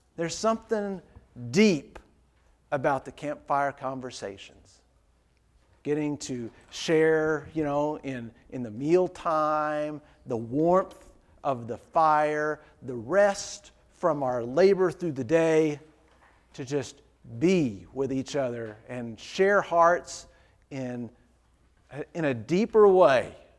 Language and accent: English; Dayton, Ohio, United States; the preacher I grew up with in Dayton